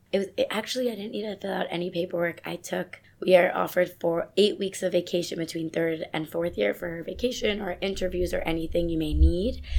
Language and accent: English; suburbs of New York City, United States; I'm originally from New York. I grew up in the suburbs of New York City with my family